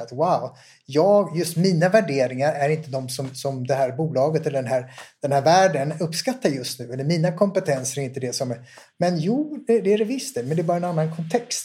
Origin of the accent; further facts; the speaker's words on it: Sweden; Jag kommer från Sverige.